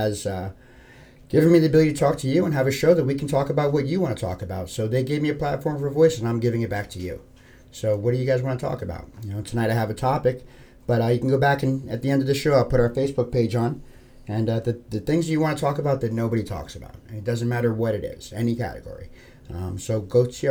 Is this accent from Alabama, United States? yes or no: no; New York City, New York, United States; moved away as an adult; also born or lived in Philadelphia, Pennsylvania; now in Florida, United States; 43rd and 10th was the block I grew up on. It's like a stone's throw from Times Square.